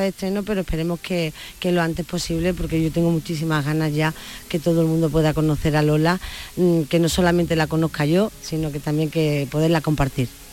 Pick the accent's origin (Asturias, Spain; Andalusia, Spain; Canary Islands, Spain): Andalusia, Spain; mi tierra